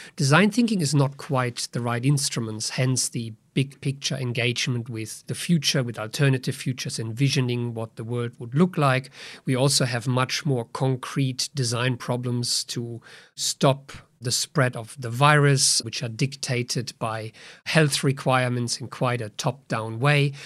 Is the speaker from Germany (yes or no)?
yes; Germany; moved away